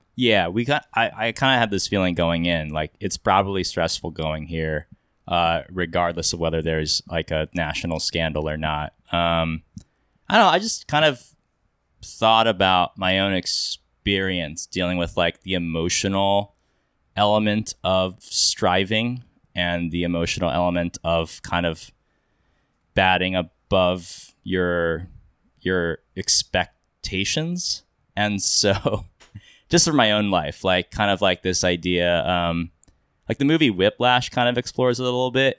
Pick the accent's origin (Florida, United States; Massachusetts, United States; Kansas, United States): Kansas, United States; now in Los Angeles, United States; I grew up in Kansas, um, now I live in L A, I do film